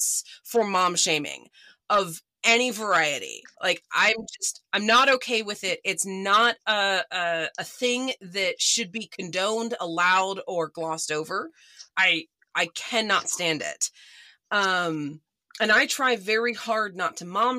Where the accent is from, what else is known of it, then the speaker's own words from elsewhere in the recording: Oklahoma, United States; a mom-owned small business out of my home state of Oklahoma